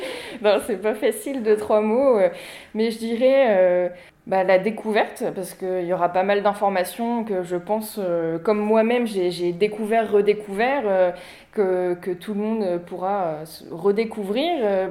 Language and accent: French; Huisseau-sur-Mauves, Centre-Val de Loire, France; also born or lived in Beaugency; je suis originaire euh, d'ici, je suis originaire de Huisseau. J'étais au lycée à Beaugency